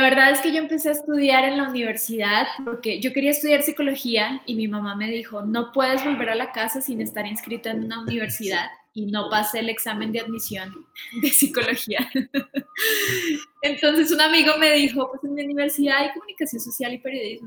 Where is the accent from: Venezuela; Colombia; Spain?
Colombia; Bogotá; now in Mexico; yo soy de Colombia, soy de Bogotá